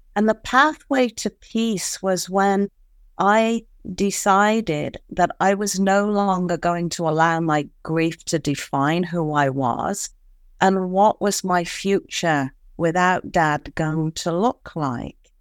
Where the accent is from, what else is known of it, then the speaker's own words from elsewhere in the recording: United Kingdom; being a Brit